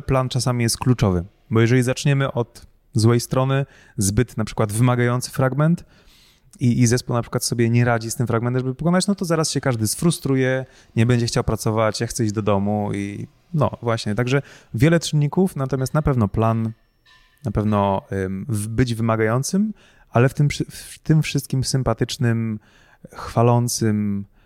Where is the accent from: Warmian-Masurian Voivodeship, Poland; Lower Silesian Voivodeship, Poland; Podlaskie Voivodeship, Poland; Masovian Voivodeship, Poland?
Masovian Voivodeship, Poland; Pułtusk; no z Półtuska